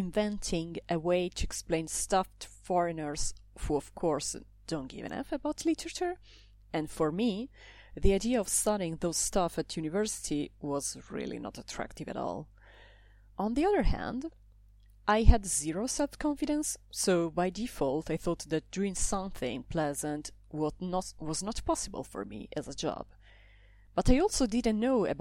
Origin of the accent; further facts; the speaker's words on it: Italy; English is a second language; moved away as an adult; now in Brussels, Belgium; I come from Italy. I live in Brussels